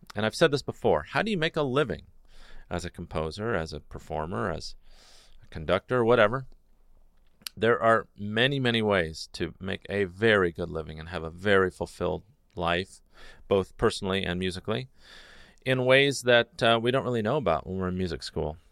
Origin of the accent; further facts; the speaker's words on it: Newport Beach, California, United States; I grew up in Newport Beach